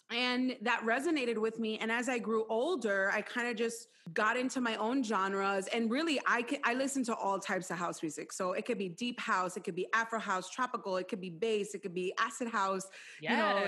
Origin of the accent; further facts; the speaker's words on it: Chicago, Illinois, United States; the moment you tell people that you're from Chicago, they automatically give you the respect that you deserve as a Chicagoan, because they know that that's where house music began. So it's just really special to me. And I feel like I grew up on house, you know.